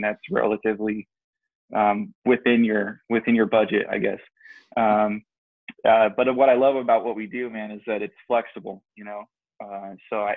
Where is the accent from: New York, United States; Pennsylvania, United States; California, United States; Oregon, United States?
California, United States; San Jose; moved away as an adult; now in Turlock, United States; I'm originally from the Silicon Valley, as some would know it, you know, the Bay Area, San Jose, California.